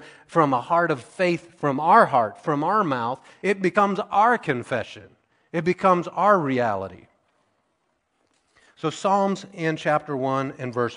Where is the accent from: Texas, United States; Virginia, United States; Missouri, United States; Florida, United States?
Missouri, United States; the people that started our church that I grew up in Missouri